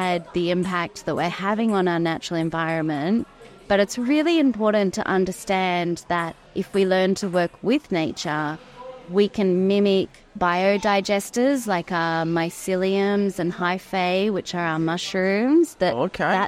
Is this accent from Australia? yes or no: yes; Australia; growing up in Australia